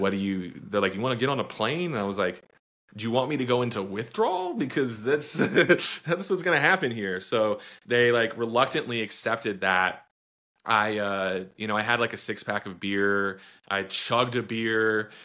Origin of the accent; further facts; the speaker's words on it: Austin, Texas, United States; I'm from Texas, but I'm obviously from, from Austin